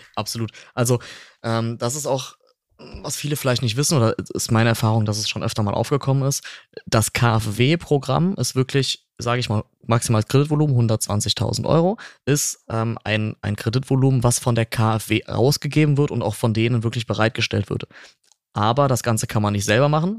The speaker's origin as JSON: {"language": "German", "region": "North Rhine-Westphalia", "country": "Germany", "said": "bei uns in Nordrhein-Westfalen"}